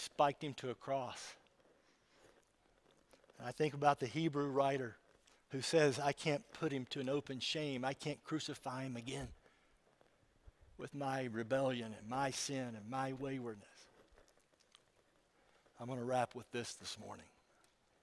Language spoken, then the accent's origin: English; West Virginia, United States; I'm from West Virginia